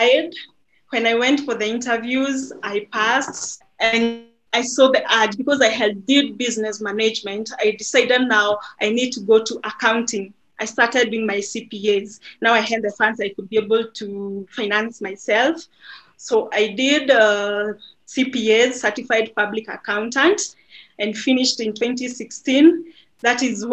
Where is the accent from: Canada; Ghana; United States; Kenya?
Kenya; I was born and brought up in a Christian family. I come from the neighborhood. It's called Gidogoro Slum